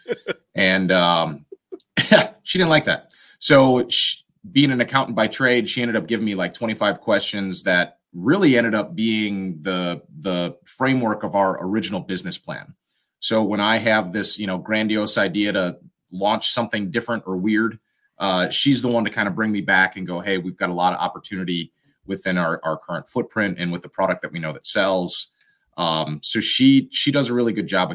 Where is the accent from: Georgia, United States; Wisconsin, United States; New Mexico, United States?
Wisconsin, United States; we're from Wisconsin.